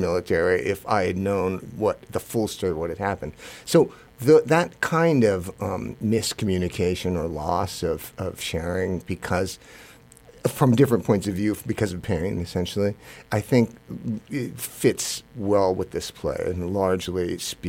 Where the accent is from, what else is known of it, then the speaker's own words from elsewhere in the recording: United States; I'm Japanese American